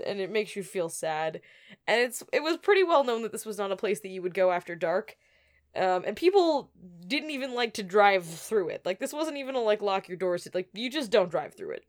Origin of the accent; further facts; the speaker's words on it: Alberta, Canada; also born or lived in Moncton, New Brunswick, Canada; now in New York, United States; I grew up in Alberta.